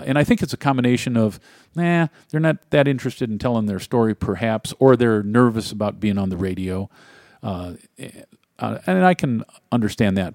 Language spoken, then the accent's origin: English; Ohio, United States; moved away; my home state of Ohio